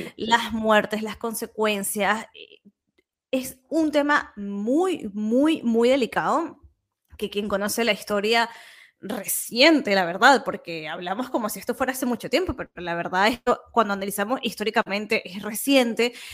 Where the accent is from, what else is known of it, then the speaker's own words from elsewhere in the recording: Venezuela; now in Catalonia, Spain; yo como venezolana